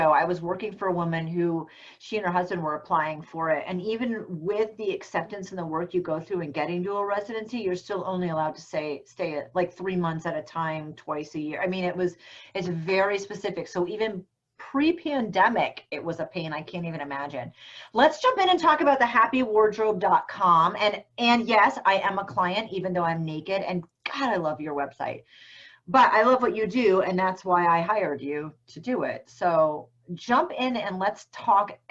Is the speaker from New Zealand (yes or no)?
yes; New Zealand; now in Seattle, United States; I do. I'm from New Zealand.